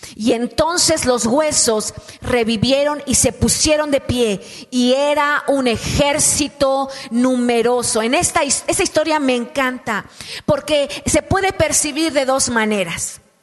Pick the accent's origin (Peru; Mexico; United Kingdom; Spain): Mexico; Oaxaca; se nota que estoy chaparrita, que soy oaxaqueña, eh, orgullosamente oaxaqueña